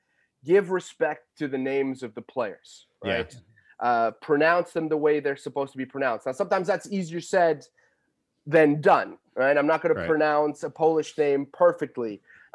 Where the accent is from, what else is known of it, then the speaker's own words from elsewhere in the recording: Portugal; It's only afterwards that people realize that I'm Portuguese. So they give me a little bit more license.